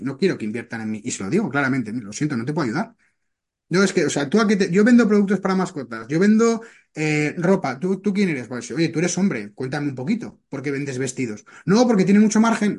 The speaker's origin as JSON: {"language": "Spanish", "town": "Zaragoza", "region": "Aragon", "country": "Spain", "tie": "born or raised there", "moved": "as an adult", "lives_now": "Barcelona, Spain", "said": "Yo soy natural de Zaragoza, me marché a Barcelona"}